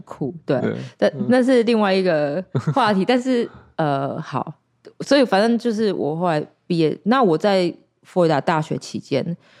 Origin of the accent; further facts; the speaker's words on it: Taiwan; also born or lived in Florida, United States; 我们台湾人可能没有 没有意识到我们有多都市